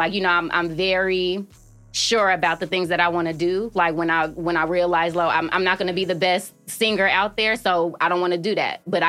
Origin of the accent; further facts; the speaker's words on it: Oakland, California, United States; moved away as an adult; also born or lived in Colorado / Chicago; I was born in Colorado, but I was raised in Oakland.